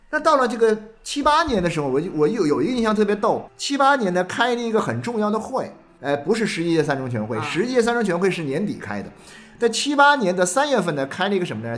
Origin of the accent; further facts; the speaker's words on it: Nanchang, Jiangxi, China; moved away; 我老家那个江西南昌的